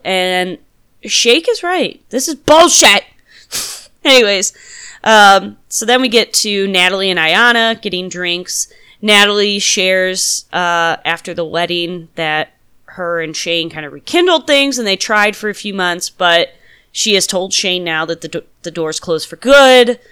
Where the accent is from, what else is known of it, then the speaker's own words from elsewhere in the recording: Midwest, United States; accent: Midwest; I'm from the Midwest as well, so my Midwest accent has been coming out quite a bit